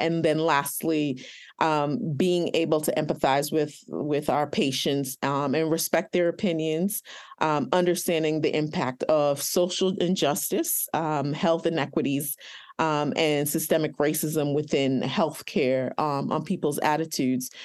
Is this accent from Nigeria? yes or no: yes; Nigeria; I am Nigerian